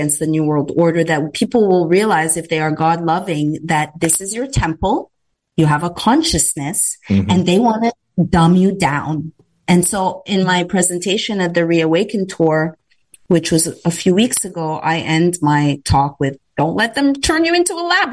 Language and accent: English; Canada; moved away; as a Canadian that wasn't raised in a litigious environment